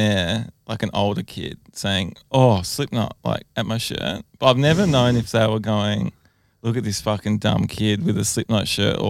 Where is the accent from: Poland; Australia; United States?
Australia; Adelaide, South Australia; I grew up in Adelaide.